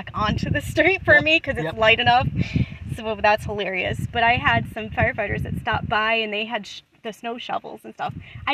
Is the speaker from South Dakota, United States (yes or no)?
no; Buffalo, New York, United States; moved away as an adult; also born or lived in the southern US; I'm from Buffalo